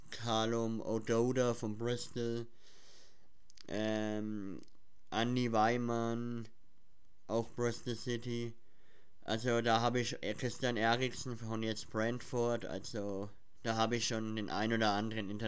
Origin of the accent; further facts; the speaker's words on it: Schwabach, Bavaria, Germany; Und woher wir kommen? Wir kommen aus dem Schwabacher Raum. Ja, also für die meisten äh, ist Schwabach ja eher unbekannt, glaube ich. Aber wir kommen aus dem Schwabacher Raum, ja.